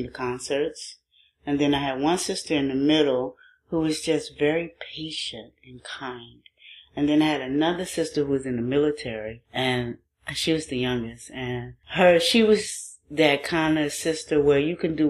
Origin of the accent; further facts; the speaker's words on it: New Orleans, Louisiana, United States; moved away as an adult; also born or lived in Baton Rouge / Tallahassee, Florida / Seattle; now in New Orleans, United States; I grew up in New Orleans. I'm from here.